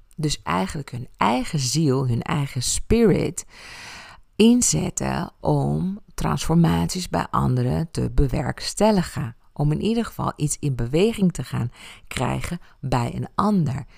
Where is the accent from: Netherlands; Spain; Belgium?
Spain; Ibiza, Balearic Islands; moved away; mijn jeugd op Ibiza